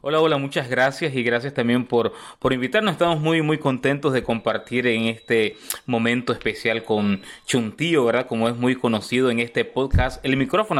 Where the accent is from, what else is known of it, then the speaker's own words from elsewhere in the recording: Costa Rica; also born or lived in Nicaragua; now in Houston, United States; soy nicaragüense, criado en Costa Rica, eh, vivo en Estados Unidos, en Houston, Texas